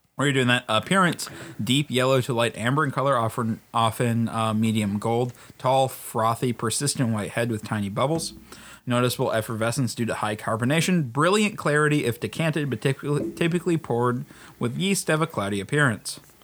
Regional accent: Australia; As an Australian

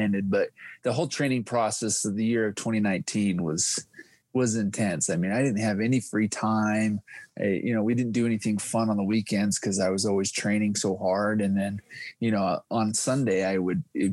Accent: Utah, United States; I am from Utah, 37 years old, four kids

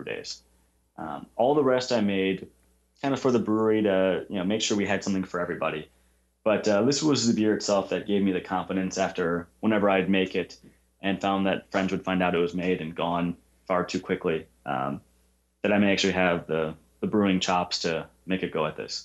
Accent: Wisconsin, United States; also born or lived in Elgin, Illinois / Chicago, Illinois; I was born in Elgin, Illinois. I've lived in Wisconsin most of my life. We moved up here when I was very young

